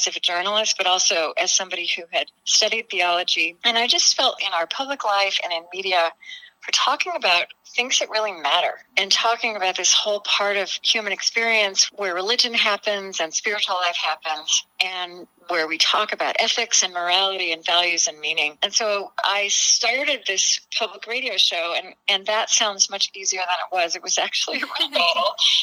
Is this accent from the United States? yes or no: yes; Shawnee, Oklahoma, United States; moved away; I grew up in Shawnee. I was born in 1960.